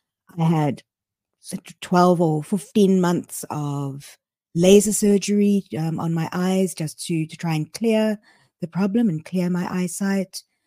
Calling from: Cape Town, Western Cape, South Africa; I am dialing in from Cape Town in South Africa.

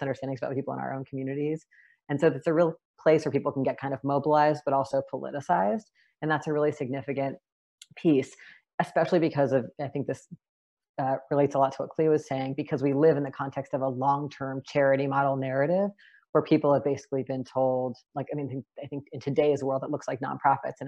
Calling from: Seattle, Washington, United States; I am calling in from Duwamish land and also known as Seattle, Washington

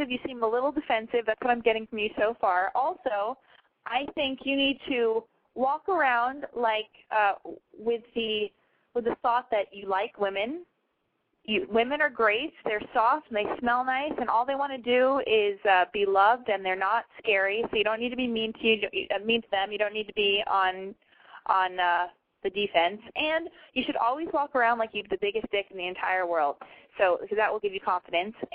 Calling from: Rancho Cucamonga, California, United States; I'm calling from Rancho Cucamonga, California

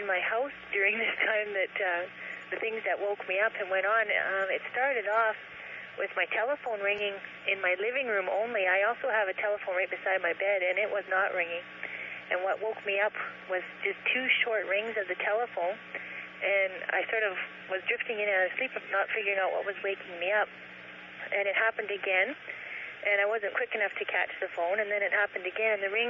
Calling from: Kenora, Ontario, Canada; I'm calling from Kenora, Ontario.

